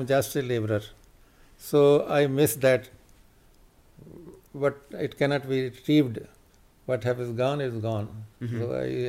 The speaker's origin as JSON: {"language": "English", "town": "Jalandhar", "region": "Punjab", "country": "India", "tie": "born or raised there", "moved": "as an adult", "lives_now": "Canada", "said": "I was born in Punjab district, Jalandhar, India, and I was there as executive engineer with the Punjab government. Then I moved here in 1994."}